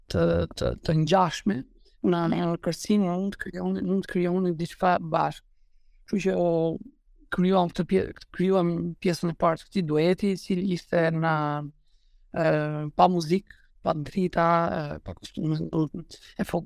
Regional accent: Albania; unë si shqiptar

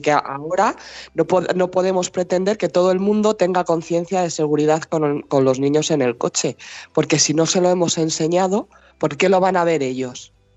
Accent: Spain; yo soy española

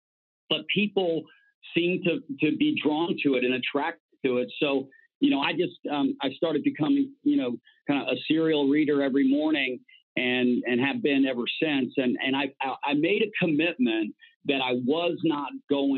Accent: Miami, Florida, United States; growing up in Miami, I played baseball, football, basketball, and all the youth leagues

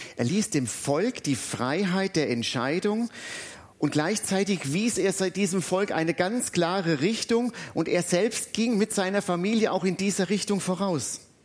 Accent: Butzbach, Hesse, Germany; now in Alzey, Germany; In meiner alten Heimatstadt Butzbach

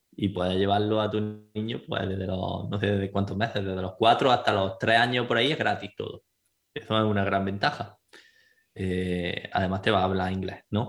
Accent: Granada, Andalusia, Spain; accent: Andalusian; first language Spanish; moved away as an adult; now in Malta; de Granada, tengo 29 años, llevo 7 años aquí en Malta

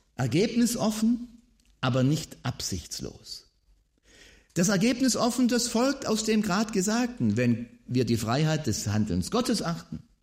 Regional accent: Swabia, Germany; Als Schwabe ist man ja immer äh, bemüht darum, äh, so den Eindruck zu erwecken, man äh, wäre arm, nicht reich.

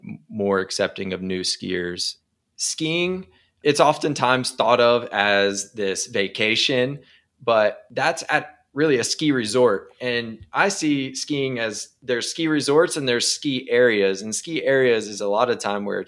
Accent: Beckley, West Virginia, United States; born or raised there

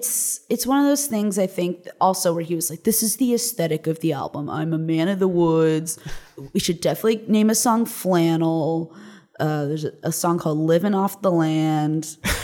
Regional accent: Los Angeles, California, United States; also born or lived in New York; I was born here. My parents are from here, but what? I grew up in Los Angeles.

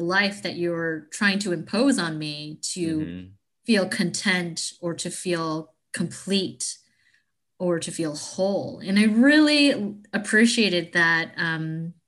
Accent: United States; I'm fully Chinese, but I grew up here in America to Chinese parents.

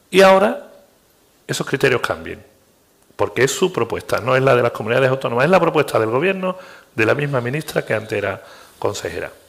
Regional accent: Andalusia, Spain; Y yo ya te hablo como andaluz.

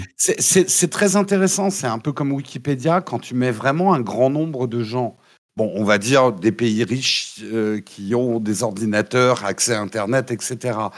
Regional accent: France; on est des Gaulois désorganisés

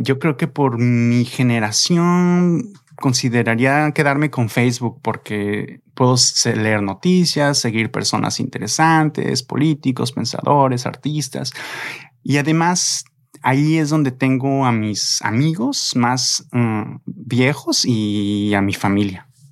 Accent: Mexico; como mexicano

